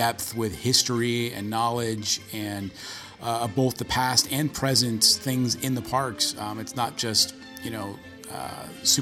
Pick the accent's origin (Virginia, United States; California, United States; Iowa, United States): California, United States; Bay Area; growing up in the Bay Area